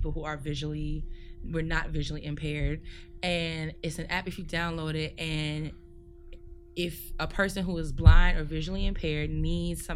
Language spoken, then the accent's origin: English; New York, United States; growing up in New York and growing around all these different cultures